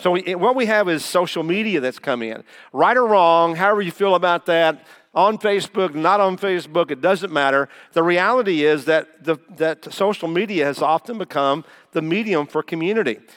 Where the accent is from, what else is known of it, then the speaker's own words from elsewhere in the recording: Taylorsville, Kentucky, United States; moved away as an adult; also born or lived in Indiana; I am a Kentucky boy